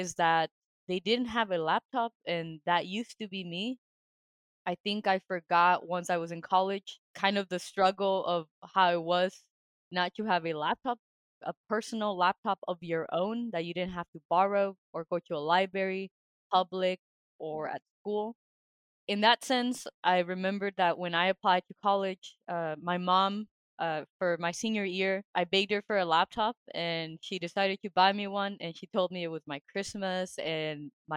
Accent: Albuquerque, New Mexico, United States; moved away as an adult; also born or lived in Massachusetts; now in Denmark; my hometown in Albuquerque, New Mexico

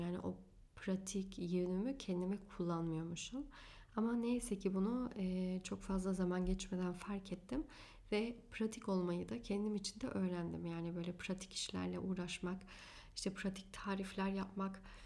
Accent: Afyonkarahisar, Turkey; also born or lived in Hanover, Germany; 9 yaşında Hanöfer'den Türkiye'ye taşındık Afyonkarahisar'a.

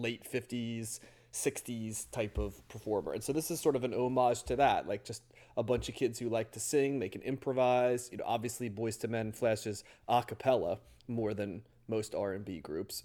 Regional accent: near Philadelphia, Pennsylvania, United States; I grew up near Philly

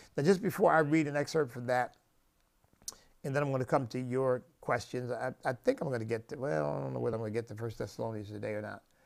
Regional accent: United States; as an American

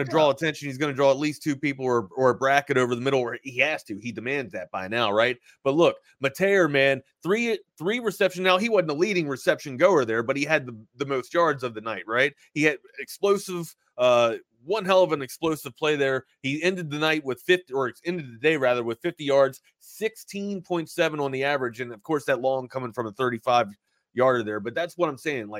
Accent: East Coast, United States; moved away; I'm from the East Coast

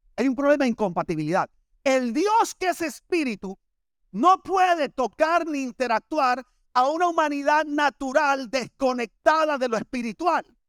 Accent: Barranquilla, Atlántico, Colombia; moved away as an adult; now in Miami, United States; yo vengo de Barranquilla

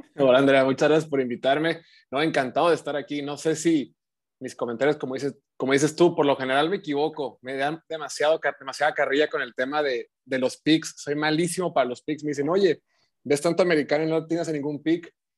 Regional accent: Baja California, Mexico; also born or lived in Mexico City; yo soy acá de Baja California

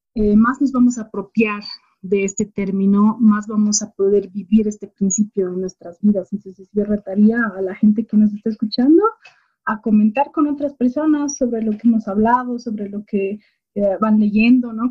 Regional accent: Bolivia; toda esa época de entender la diversidad que existía en mi país

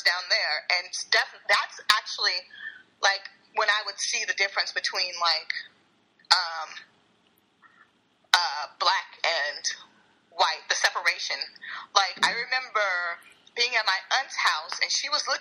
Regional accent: Seattle, Washington, United States; moved away as an adult; also born or lived in Augusta; I grew up in South Seattle, Rainier Beach

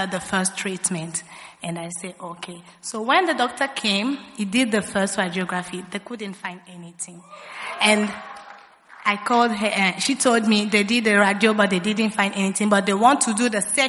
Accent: Kinshasa, DR Congo; I'm from Congo, DRC, Kinshasa, precisely

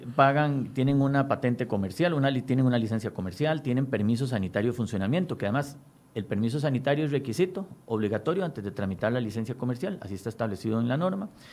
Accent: Costa Rica

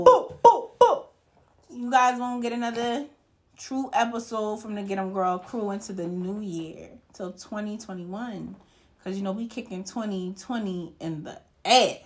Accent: United States; We, as American people

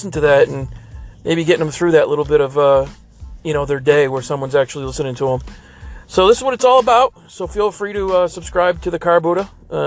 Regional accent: Boston, Massachusetts, United States; now in Phoenix, United States; I'm actually from Boston, Massachusetts. I live here now in Phoenix full time.

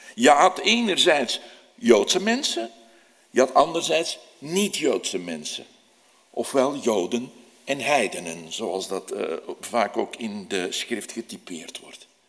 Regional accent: Antwerp, Flanders, Belgium; Als Antwerpenaar

